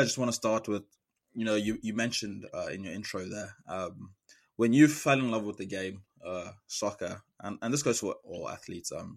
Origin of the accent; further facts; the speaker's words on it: South Africa; moved away as an adult; now in United States; being the only South African and then also the only person from southern of Africa